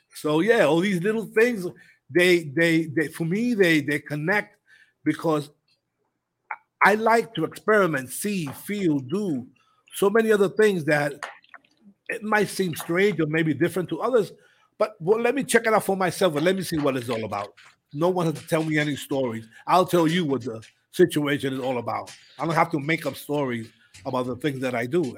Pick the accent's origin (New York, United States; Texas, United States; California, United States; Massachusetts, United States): New York, United States; moved away; growing up in New York